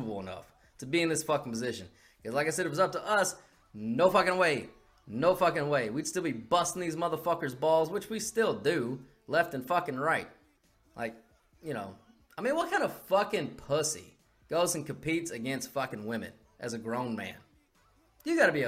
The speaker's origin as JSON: {"language": "English", "country": "United States", "said": "as an American"}